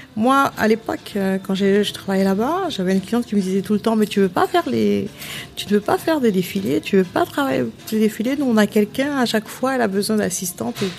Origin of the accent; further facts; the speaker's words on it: Pointe-à-Pitre, Guadeloupe; now in France; Je suis né à Pointe-à-Pitre.